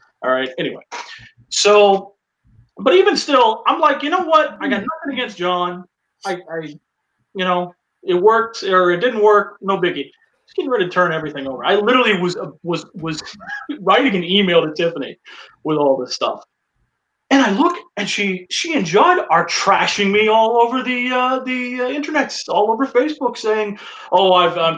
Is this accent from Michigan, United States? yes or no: no; Winston-Salem, North Carolina, United States; I was living in my hometown in Winston-Salem, North Carolina